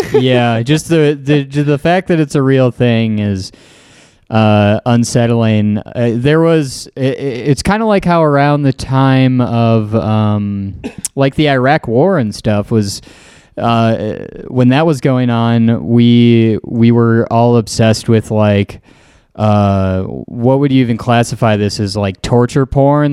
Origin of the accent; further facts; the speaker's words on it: Green Bay, Wisconsin, United States; who I grew up with in Green Bay